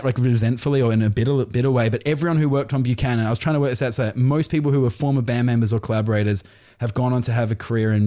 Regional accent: Australia; moved away as an adult; also born or lived in London, United Kingdom; now in Los Angeles, United States; I was born in England, and then we came to Australia when I was 5, did primary school, secondary school, went, I moved back to England, came back

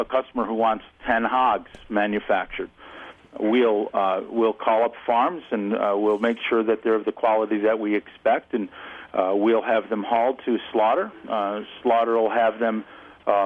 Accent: Sherburne, New York, United States; Sherburne, New York, which is right in the heart of the state. Pretty much been lived here my whole life

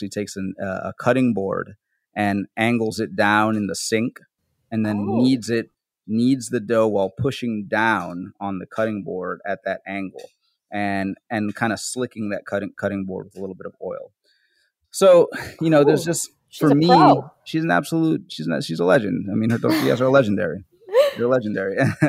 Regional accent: Bronx, New York, United States; born there; Since that's where I was born in the Bronx, and that's where my family, that's where my parents came to this country. They came to the Bronx.

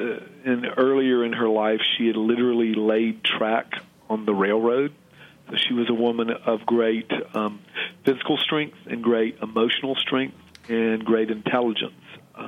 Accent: the South, United States; I, as a Southerner born in 1962, as someone who kind of came aware of politics and civil rights, the fight toward a better South in the late 1960s

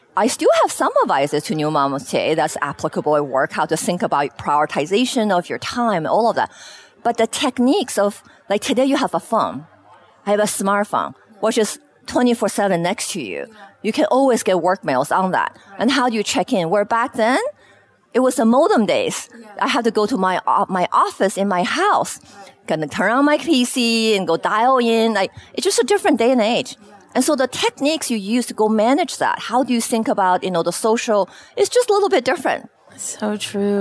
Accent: Beijing, China; moved away as an adult; also born or lived in Shanghai, China; now in Seattle, United States; I spent most of my you know elementary, high school years in Beijing

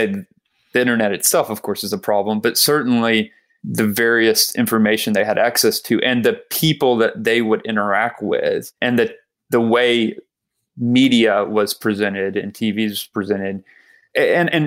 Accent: South Georgia, United States; I grew up in South Georgia

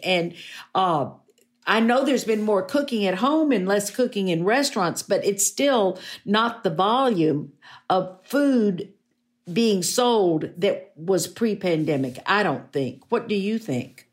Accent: Fort Worth, Texas, United States; when I was growing up in Fort Worth

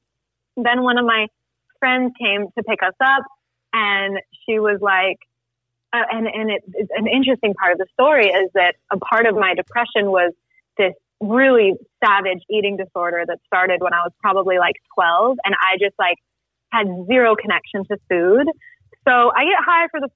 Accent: Salt Lake City, Utah, United States; now in Mexico; I grew up in Salt Lake City. I'm kind of a nomad. I'm in Mexico right now.

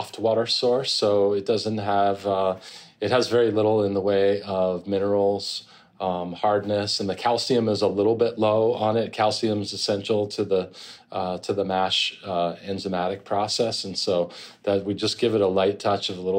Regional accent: New Jersey, United States; moved away as an adult; now in Vermont, United States; I grew up in New Jersey

